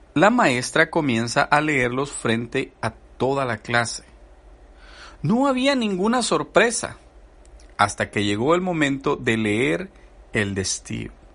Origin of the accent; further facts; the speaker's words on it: El Salvador; Yo soy salvadoreño y he platicado con mis amigos del Salvador